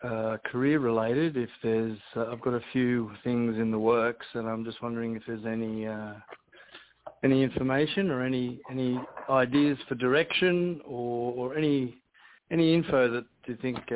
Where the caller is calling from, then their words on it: California, United States; I'm calling from California.